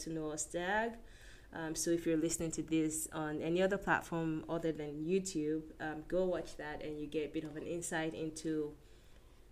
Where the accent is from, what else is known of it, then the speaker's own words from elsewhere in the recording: Lagos, Nigeria; moved away as an adult; now in Edmonton, Canada; I grew up in Lagos, Nigeria